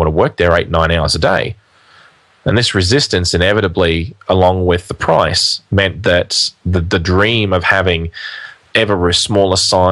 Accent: Australia; in Australia, we're not a big country in terms of population, although we are a big country in terms of area.

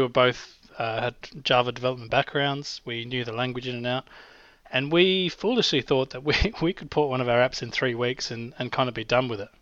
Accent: Australia; accent: Australian; my Australian accent

